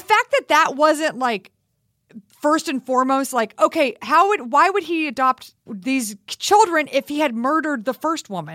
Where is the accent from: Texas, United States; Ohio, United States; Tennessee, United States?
Texas, United States; I grew up in Texas